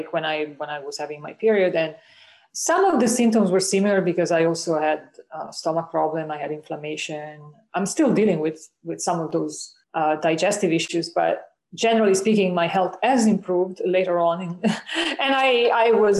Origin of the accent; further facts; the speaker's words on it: Italy; moved away as an adult; also born or lived in United States / Canada; I grew up in Italy.